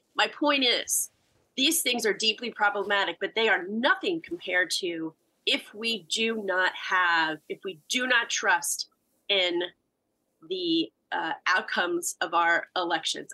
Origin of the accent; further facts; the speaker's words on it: United States; As an American